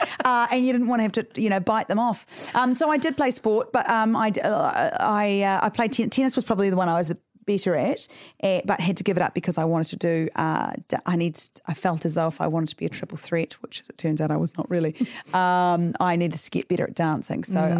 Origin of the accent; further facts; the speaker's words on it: Christchurch, Canterbury, New Zealand; now in Auckland, New Zealand; So I grew up in Christchurch. I'm a good Cantab girl.